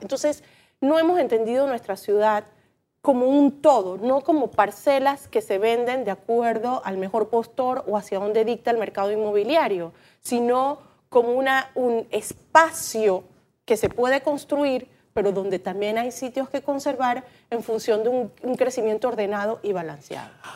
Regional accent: Panama; ya no somos la ciudad de Intremuro con fincas, ahora somos una urbe consolidada

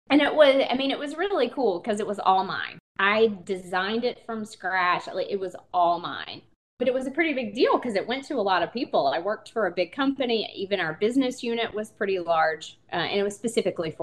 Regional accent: Eastern North Carolina, United States; now in Asheville, United States; I am from Eastern North Carolina.

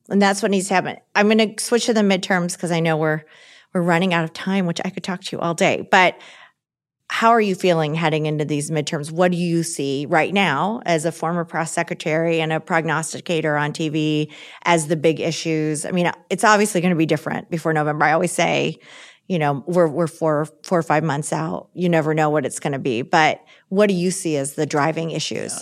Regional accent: Michigan, United States; I'm from Michigan. I didn't live in D C before this job. I still live in Michigan.

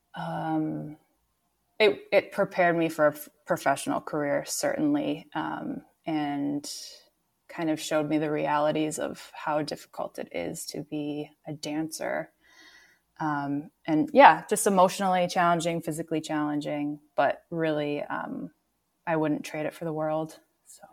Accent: Minneapolis, Minnesota, United States; I grew up in Minneapolis. I'm from here

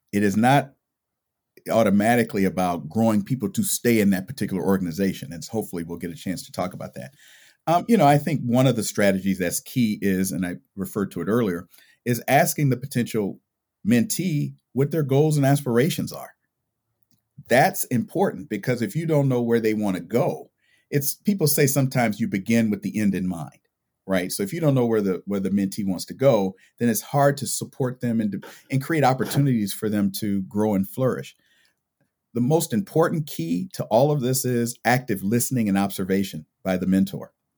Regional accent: California, United States; I grew up in California.

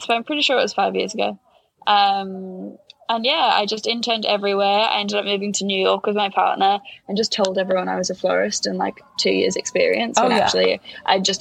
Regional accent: Melbourne, Victoria, Australia; now in London, United Kingdom; I grew up in Melbourne and my parents are both from Latvia. So I grew up learning Latvian and English at the same time

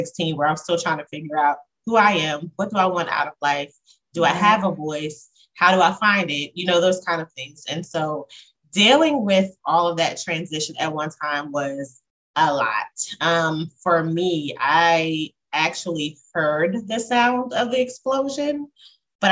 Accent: Talbot County, Eastern Shore of Maryland, United States; I grew up on the Eastern Shore of Maryland, Talbot County, to be exact

